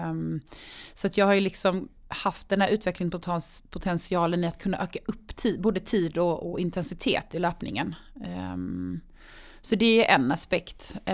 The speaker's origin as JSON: {"language": "Swedish", "town": "Karlshamn", "region": "Blekinge", "country": "Sweden", "said": "Det är hemma i Karlshamn."}